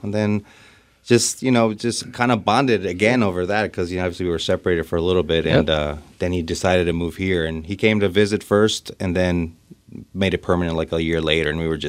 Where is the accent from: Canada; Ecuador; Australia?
Ecuador; moved away as an adult; also born or lived in New Jersey, United States / Arizona, United States; now in Seattle, United States; I grew up in Ecuador, born in New Jersey from Ecuadorian parents.